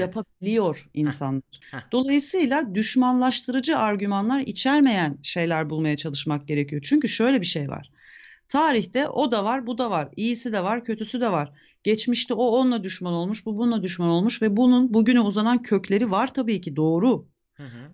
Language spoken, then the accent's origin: Turkish; Turkey; Bugün bizim ülkemizin